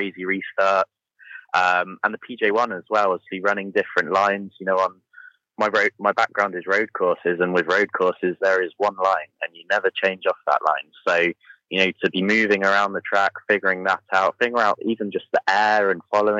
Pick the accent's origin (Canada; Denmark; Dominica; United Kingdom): United Kingdom; even coming from the UK